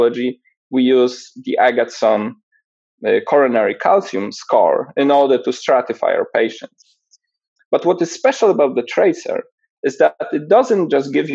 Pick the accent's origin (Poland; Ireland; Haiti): Poland; moved away as an adult; also born or lived in Edinburgh / Los Angeles; I was born and raised in Poland